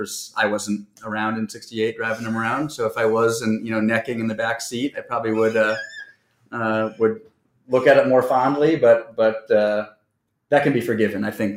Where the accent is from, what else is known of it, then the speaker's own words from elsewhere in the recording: California, United States; we're from California